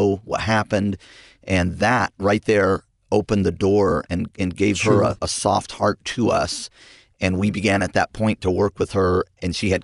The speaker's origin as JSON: {"language": "English", "town": "Visalia", "region": "California", "country": "United States", "tie": "born or raised there", "said": "was raised in a pastor's home out in California. My dad started our church about 44 years ago. He's still pastoring that church, Sequoia Baptist Church in Visalia, California."}